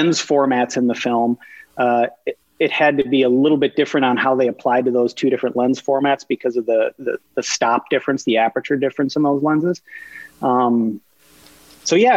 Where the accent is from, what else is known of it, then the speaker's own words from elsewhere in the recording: Minnesota, United States; being a Minnesotan, which has almost no film or TV industry